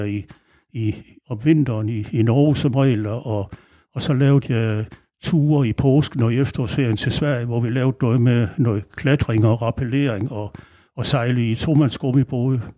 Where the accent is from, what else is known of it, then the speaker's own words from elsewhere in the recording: Aarhus, Central Denmark Region, Denmark; moved away as an adult; now in Langeland, Denmark; jeg er opvokset i Aarhus